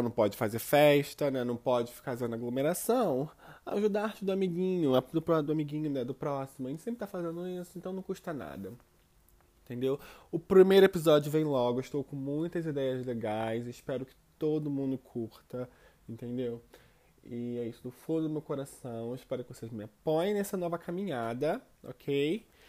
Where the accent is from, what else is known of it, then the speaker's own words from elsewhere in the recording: Rio de Janeiro, Brazil; now in Auckland, New Zealand; sou do Rio de Janeiro, mas atualmente eu moro em Auckland, na Nova Zelândia